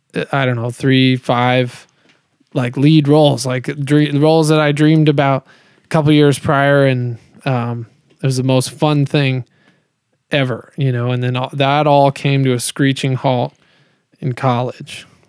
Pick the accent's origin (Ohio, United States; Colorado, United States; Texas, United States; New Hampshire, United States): Colorado, United States; also born or lived in Kansas City, Missouri; I moved to Colorado when I was seven